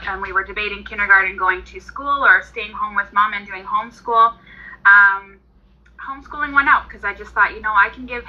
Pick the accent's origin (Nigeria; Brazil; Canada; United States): Canada; Southern Alberta; I am from Southern Alberta. I live in Medicine Hat